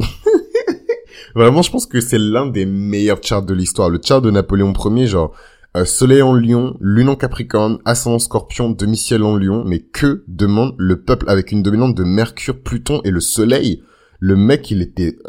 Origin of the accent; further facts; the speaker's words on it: Benin; moi par exemple je viens du Bénin